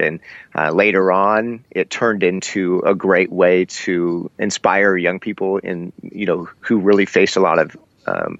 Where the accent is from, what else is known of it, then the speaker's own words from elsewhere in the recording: Iowa, United States; also born or lived in Seattle, Washington, United States; we relocated from Seattle to Iowa